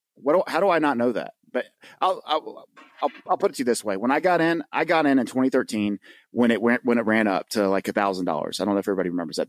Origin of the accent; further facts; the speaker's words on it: the South, United States; I'm from the South, and we don't just have boats, we have what we call John boats